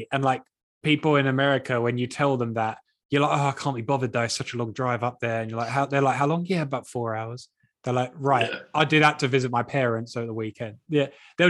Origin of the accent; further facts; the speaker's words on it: England, United Kingdom; We said we're from England